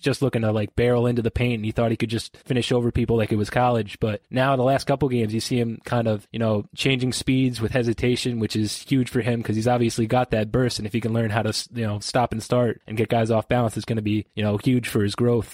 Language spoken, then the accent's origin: English; New York, United States; I'm from New York